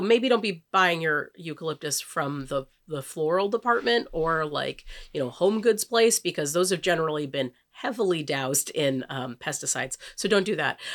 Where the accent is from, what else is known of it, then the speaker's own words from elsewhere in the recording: California, United States; We're from the wine country.